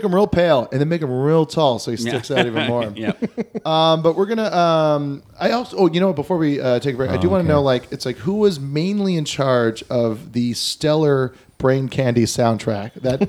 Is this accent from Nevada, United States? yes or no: no; Kailua, Hawaii, United States; moved away; also born or lived in Kaimuki, Honolulu; I'm from Oahu, so Kaimuki, and mainly Kailua.